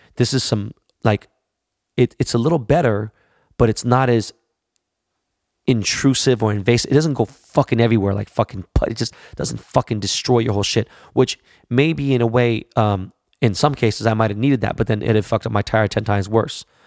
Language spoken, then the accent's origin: English; Los Angeles, California, United States; I'm from Koreatown.